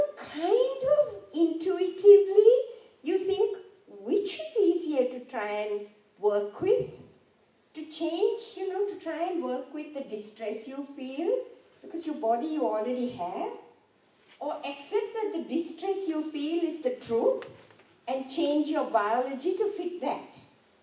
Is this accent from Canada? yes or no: no; Sri Lanka; moved away; I grew up in Sri Lanka